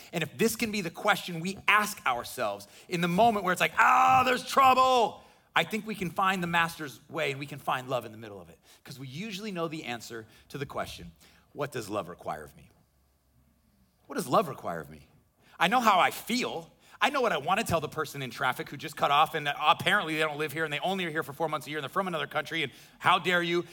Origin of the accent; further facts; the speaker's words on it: Midwest, United States; now in Florida, United States; I grew up in the Midwest